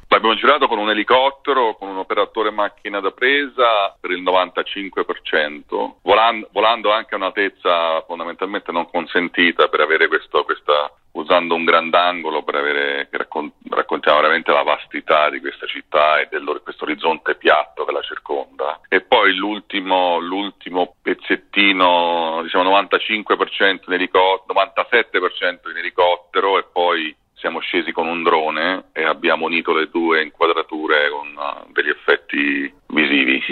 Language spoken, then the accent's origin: Italian; Rome, Lazio, Italy; da romano